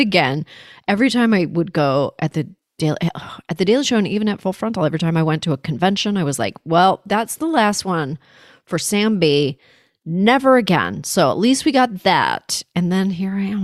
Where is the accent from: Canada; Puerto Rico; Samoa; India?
Canada; now in United States; I was born in Canada. I'm an American now. I vote here